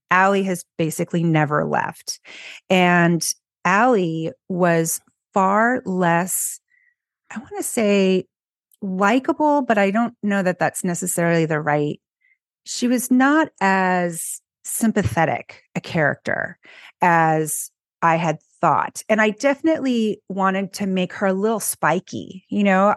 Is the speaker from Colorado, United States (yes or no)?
no; California, United States; moved away as an adult; now in Philadelphia, United States; I grew up in California and now I'm in Philly.